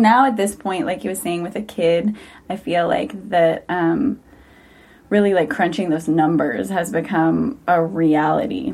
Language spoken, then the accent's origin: English; St. Louis, Missouri, United States; moved away as an adult; also born or lived in Santa Cruz, California; growing up in St. Louis, Missouri, coming to school at UC Santa Cruz